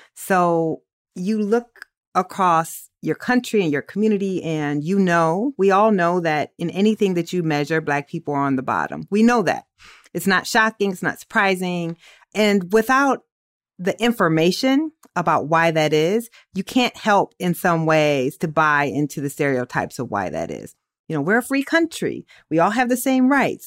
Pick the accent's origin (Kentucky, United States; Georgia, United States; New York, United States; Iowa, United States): Iowa, United States; Waterloo; I'm from Waterloo